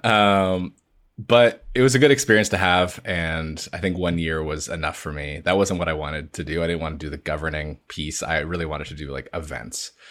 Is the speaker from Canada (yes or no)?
yes; London, Ontario, Canada; I grew up in London, Ontario